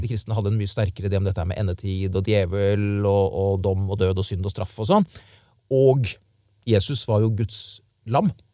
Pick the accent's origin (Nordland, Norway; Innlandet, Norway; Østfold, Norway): Østfold, Norway; Indre; also born or lived in Frogner, Oslo; Jeg er jo fra Indre Østfold. Og da jeg vokste opp, så var det fortsatt én TV-kanal i Norge, men vi østfoldinger hadde jo den fordelen at vi fikk inn svensk TV